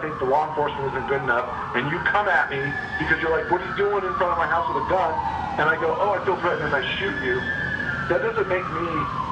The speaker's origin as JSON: {"language": "English", "region": "Arizona", "country": "United States", "said": "I come from Arizona."}